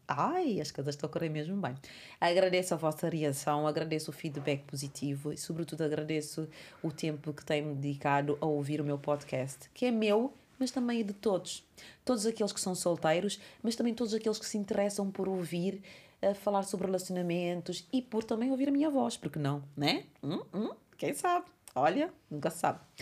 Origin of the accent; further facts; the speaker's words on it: Cape Verde; a minha terra é Cabo Verde